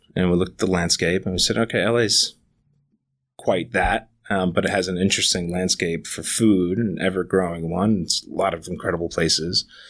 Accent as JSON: {"language": "English", "region": "New York", "country": "United States", "tie": "born or raised there", "moved": "as an adult", "lives_now": "Los Angeles, United States", "said": "I grew up Right in Manhattan"}